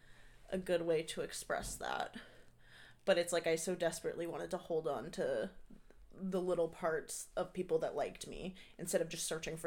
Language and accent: English; Norfolk, Virginia, United States; I'm from Norfolk, Virginia.